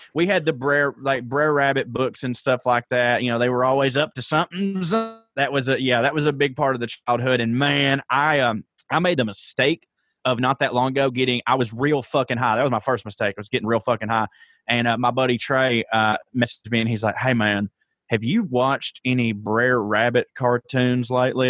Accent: Georgia, United States; I grew up in Georgia

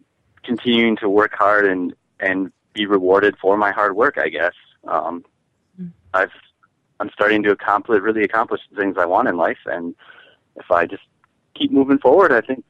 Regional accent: Midwest, United States; moved away; being from the Midwest, and we're good like Lutherans

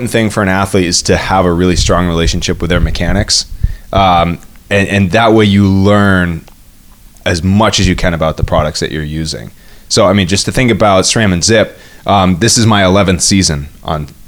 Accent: New England, United States; And that's I mean, growing up in the Northeast, we definitely had uh, a lot of uh, was it you know you don't like the weather in New England, wait five minutes.

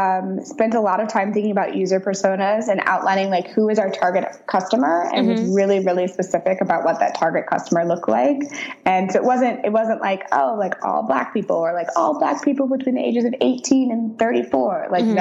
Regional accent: St. Louis, Missouri, United States; Mm-hmm. Yep. I'm from St. Louis.

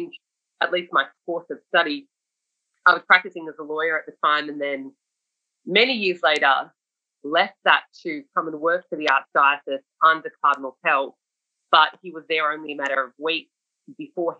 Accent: Sydney, New South Wales, Australia; I was a young person growing up in Sydney

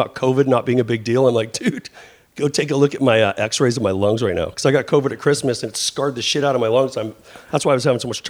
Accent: Vancouver, British Columbia, Canada; moved away; also born or lived in Southern California / Bay Area; I grew up in Vancouver.

